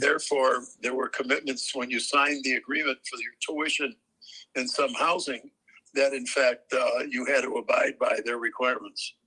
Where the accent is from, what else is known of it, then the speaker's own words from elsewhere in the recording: Chicago, Illinois, United States; we're born and raised in Chicago